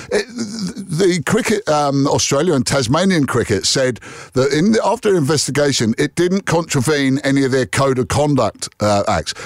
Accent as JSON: {"language": "English", "region": "England", "country": "United Kingdom", "said": "as an Englishman"}